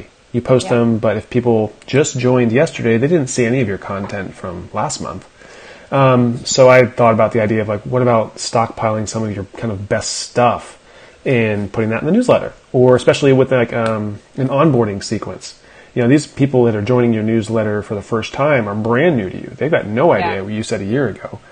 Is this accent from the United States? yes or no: yes; South Central Pennsylvania, United States; I grew up in Pennsylvania too